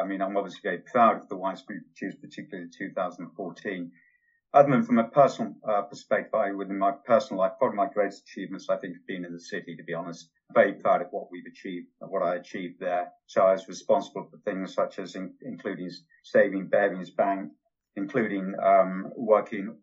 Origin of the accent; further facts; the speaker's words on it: Yorkshire and the Humber, United Kingdom; now in Newbury, United Kingdom; Where I was brought up in Yorkshire, I was never allowed to watch television. I was sent out on the moors with the dogs